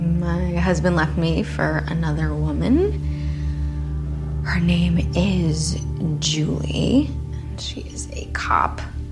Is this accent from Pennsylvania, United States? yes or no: yes; Philadelphia, Pennsylvania, United States; born there; I was born here in Philly. I got my finance degree from Penn, and now I work as an accountant at an investment firm.